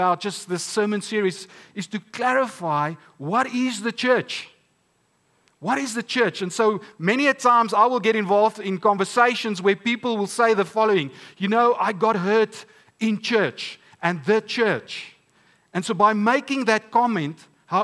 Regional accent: Stellenbosch, Western Cape, South Africa; I'm from Stellenbosch

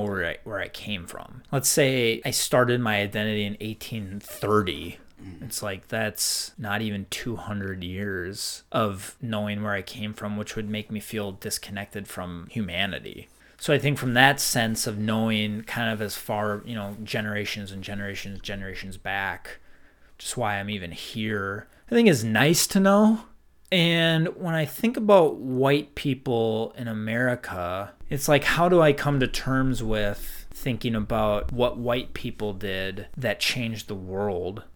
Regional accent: Midwest, United States; We're from white Midwest, cold winters

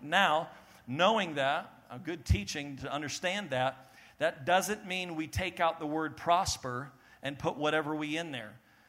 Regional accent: Maine, United States; born there; also born or lived in New Jersey / New York / Texas; I was born in Maine, and then lived in New Jersey, back to Maine, and then moved to New York, then moved back to Maine

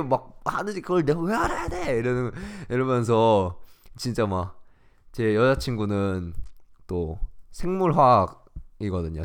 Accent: South Korea; 우리는 진짜 똑똑해요, 한국인

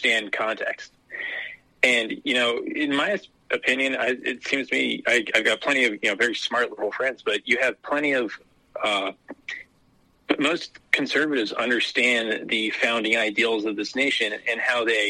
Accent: Maryland, United States; I grew up in Deep Blue, Maryland.

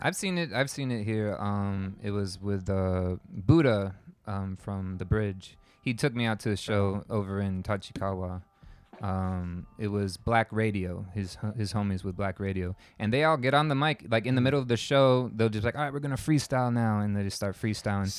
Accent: Tampa, Florida, United States; moved away as an adult; I'm from Tampa, Florida. Originally, I moved here about a year and a half ago

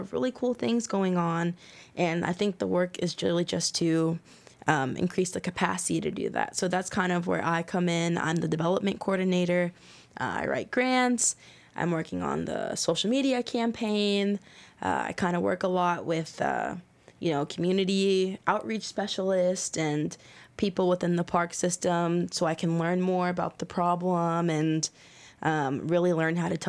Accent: Florida, United States; now in Louisville, United States; So I've lived in Louisville the majority of my life, but yeah. I am from Florida. And I always, I grew up being able to go to the beach

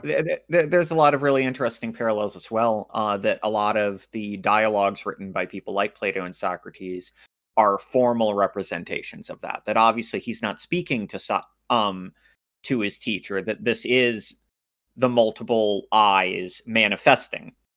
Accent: United States; I grew up in America

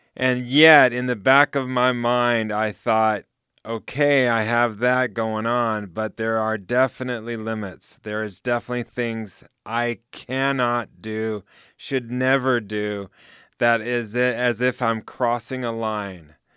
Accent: United States; moved away; also born or lived in Switzerland / Central Asia; I'm American Swiss. So I have two citizenships

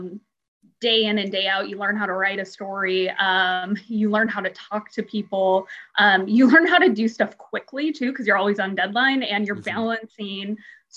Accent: Portland, Oregon, United States; moved away as an adult; now in Tampa Bay, United States; I'm from Portland, Oregon

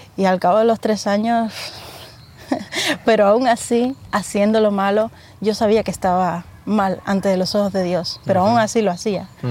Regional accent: Nuevitas, Camagüey, Cuba; moved away as an adult; now in Spain; Nací en la provincia de Camagüey, municipio Nuevitas

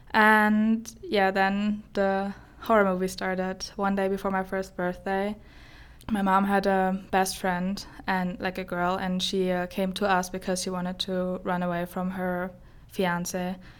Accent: Germany; English is a second language; moved away as an adult; now in Sterling, United States; I, uh, grew up in a old town in Germany. It's about, like, an hour away from Frankfurt.

